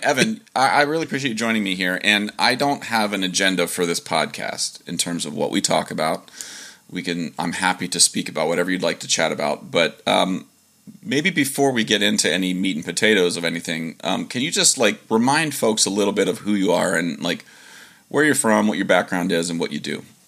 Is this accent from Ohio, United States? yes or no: yes; Dover, Ohio, United States; where I'm from and I say Dover, Ohio